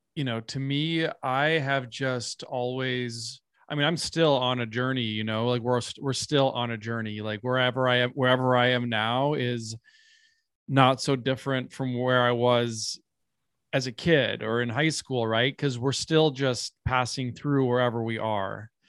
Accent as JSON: {"language": "English", "region": "Minnesota", "country": "United States", "tie": "born or raised there", "said": "I come from a part of Minnesota where it is, um, I mean, all of, all of America is historically indigenous land, but my hometown specifically is in, um, the Dakota Territory. Um, and I grew up right next to a reservation"}